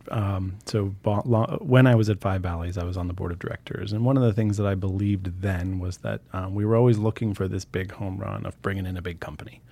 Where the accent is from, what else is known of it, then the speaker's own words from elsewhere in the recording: Boulder, Colorado, United States; now in Missoula, United States; I, I grew up in Boulder, Colorado